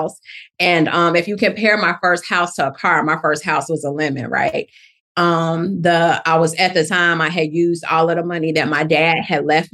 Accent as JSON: {"language": "English", "town": "Chicago", "region": "Illinois", "country": "United States", "moved": "yes", "lives_now": "Atlanta, United States", "said": "I'm originally from Chicago, Illinois. Love the Chi. But I've been in Atlanta for about 23 to 25 years"}